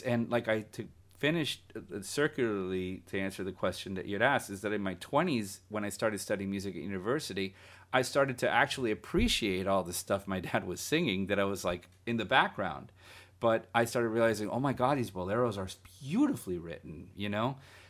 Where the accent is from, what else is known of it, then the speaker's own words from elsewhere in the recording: Guatemala; growing up in Central America, I remember in Guatemala, you know, there was a Sunday show that played all afternoon.